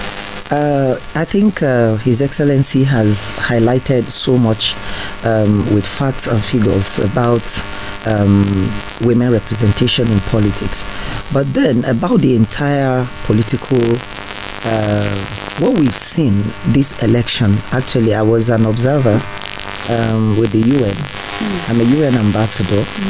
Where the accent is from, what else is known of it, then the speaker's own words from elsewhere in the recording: Plateau, Nigeria; I'm a Nigerian, I'm from Plateau